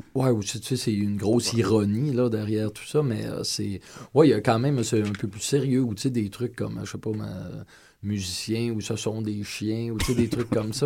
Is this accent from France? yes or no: no; Quebec, Canada; accent: Québécois; mon accent québécois